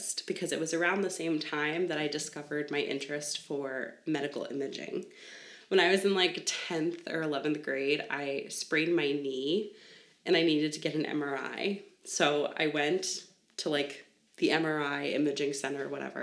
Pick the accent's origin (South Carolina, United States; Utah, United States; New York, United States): New York, United States; Long Island; I grew up on Long Island in New York.